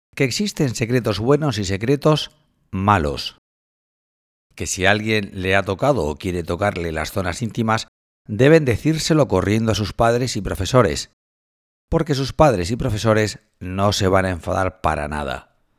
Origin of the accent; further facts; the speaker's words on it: Cartagena, Region of Murcia, Spain; nací en Cartagena hace 49 años y soy profesor de periodismo en la Universidad de Murcia